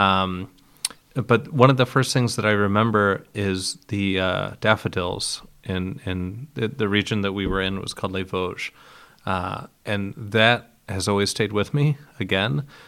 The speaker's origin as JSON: {"language": "English", "town": "Geneva", "region": "Ohio", "country": "United States", "tie": "born or raised there", "moved": "yes", "said": "I was born in Geneva, Ohio, which is right near Lake Erie, one of the Great Lakes"}